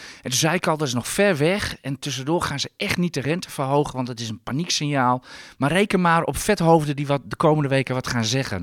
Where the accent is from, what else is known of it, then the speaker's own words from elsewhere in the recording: Netherlands; daar ben ik Hollander voor